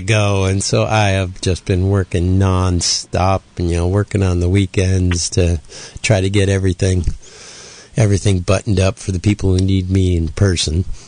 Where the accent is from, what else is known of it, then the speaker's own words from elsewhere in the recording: Oberlin, Ohio, United States; moved away; my hometown of Oberlin, Ohio